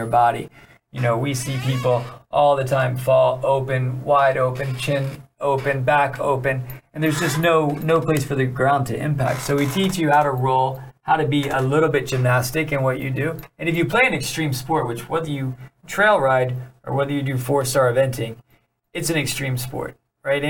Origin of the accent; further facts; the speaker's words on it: Maryland, United States; I grew up in Maryland with the Smithwicks